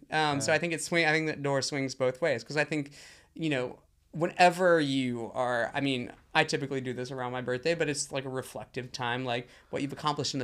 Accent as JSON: {"language": "English", "region": "the South", "country": "United States", "tie": "born or raised there", "said": "You know, I grew up LGBTQ in the South, and... being gay was the absolute worst thing that you could possibly be."}